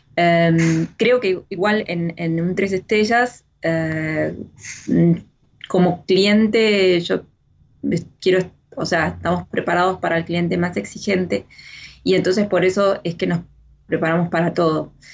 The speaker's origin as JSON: {"language": "Spanish", "country": "Argentina", "moved": "as an adult", "lives_now": "France"}